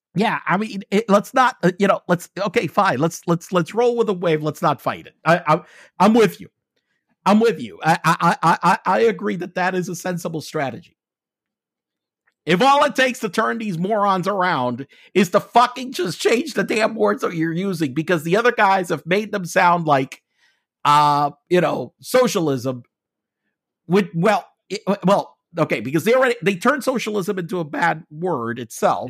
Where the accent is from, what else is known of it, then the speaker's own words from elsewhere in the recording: United States; being an American, I'm gonna have to be taxed on my global income